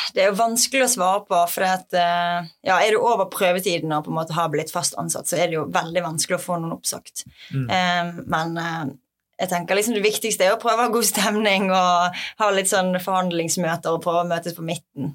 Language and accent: Norwegian; Bergen, Vestland, Norway; jeg er fra Bergen og har masse venner og familie her fra før